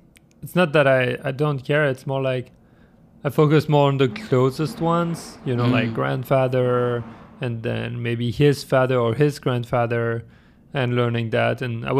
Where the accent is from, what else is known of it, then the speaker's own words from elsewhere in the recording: France; English is a second language; also born or lived in Germany; Yeah, I was born in France, but then I spent like 10 years in Germany growing up, from my youngest childhood until like beginning of teenagehood. And then I moved back to France